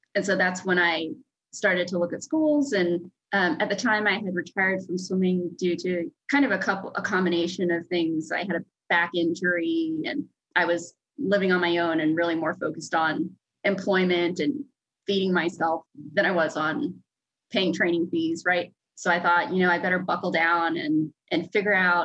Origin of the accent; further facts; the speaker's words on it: Houston, Texas, United States; also born or lived in New York; we grew up southeast of Houston near where NASA is.